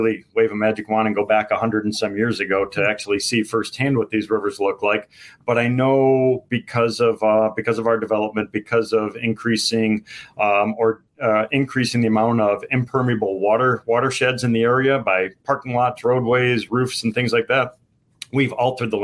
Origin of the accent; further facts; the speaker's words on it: Palos Heights, Illinois, United States; now in Sugar Grove, United States; I'm from Palos Heights, which is the southwest suburb of Chicago